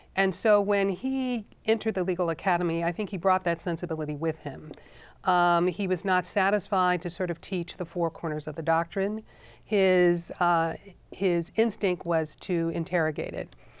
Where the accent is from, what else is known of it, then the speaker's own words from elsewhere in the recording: Chicago, Illinois, United States; I found myself teaching, uh, in Chicago, in my hometown